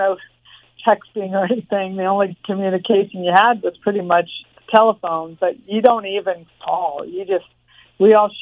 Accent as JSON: {"language": "English", "town": "Torrance", "region": "California", "country": "United States", "tie": "born or raised there", "also_born_or_lived": "Los Angeles, California", "said": "I was born in Los Angeles, but raised in Torrance, California, which is about 30 minutes south of Los Angeles. Grew up in a small house"}